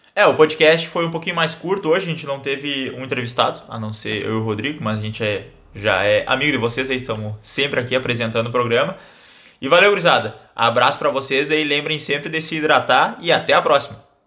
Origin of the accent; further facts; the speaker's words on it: Santa Maria, Rio Grande do Sul, Brazil; sou natural aqui de Santa Maria